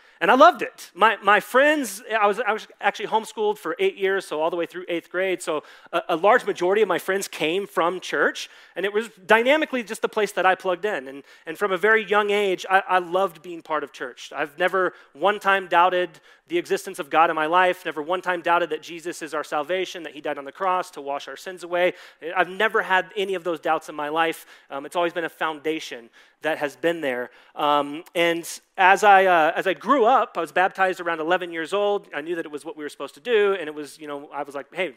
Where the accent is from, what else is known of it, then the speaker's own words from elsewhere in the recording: Dallas, Texas, United States; I grew up in Dallas, Texas